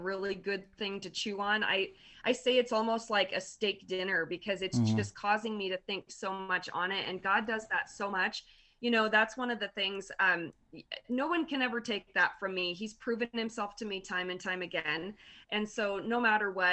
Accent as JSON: {"language": "English", "region": "Montana", "country": "United States", "said": "I'm from Montana"}